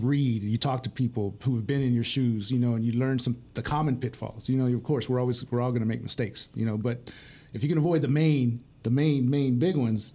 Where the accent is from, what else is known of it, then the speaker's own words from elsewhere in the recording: Permian Basin, Texas, United States; I'm from the Permian Basin